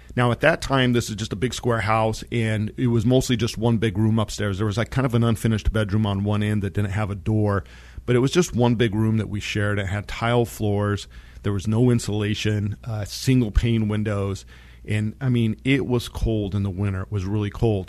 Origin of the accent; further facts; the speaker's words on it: San Luis Valley, southern Colorado, United States; I grew up in the San Luis Valley, which is a high mountain valley down in southern Colorado